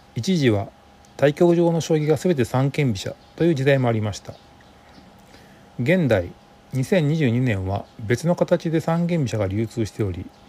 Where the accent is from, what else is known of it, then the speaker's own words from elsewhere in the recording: Fukuoka, Japan; 私が福岡在住ということもあって